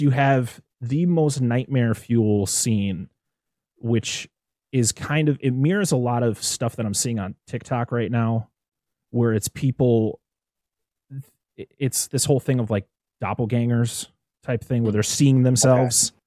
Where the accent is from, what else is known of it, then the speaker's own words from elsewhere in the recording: United States; as an American